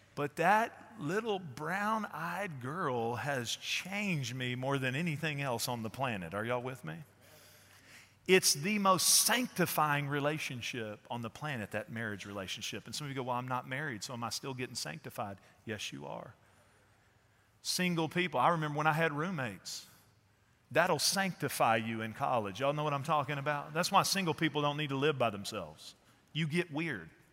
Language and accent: English; Fort Worth, Texas, United States; I'm from Fort Worth too